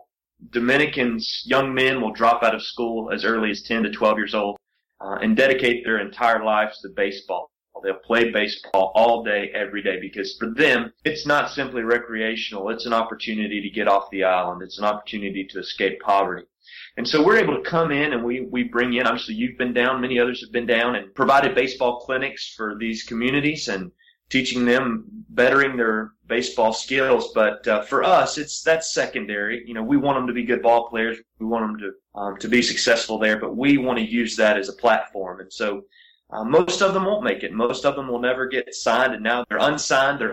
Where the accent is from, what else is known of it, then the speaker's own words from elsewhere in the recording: Appalachian Mountains, United States; I grew up in the Appalachian Mountains in an all-white county. I went to an all-school in the South